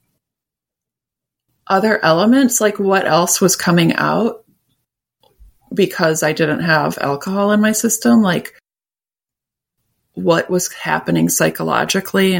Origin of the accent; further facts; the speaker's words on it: Minneapolis, Minnesota, United States; moved away; also born or lived in Vermont / rural Ohio / Pittsburgh; I grew up in Minneapolis